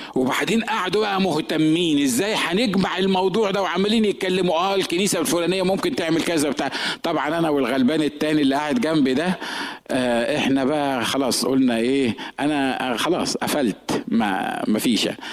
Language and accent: Arabic; Egypt; moved away as an adult; now in San Diego, United States; احنا الاثنين مصريين